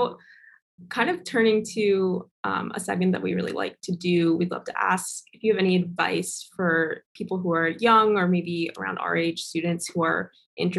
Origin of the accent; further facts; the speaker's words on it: New York, United States; moved away; I'm from New York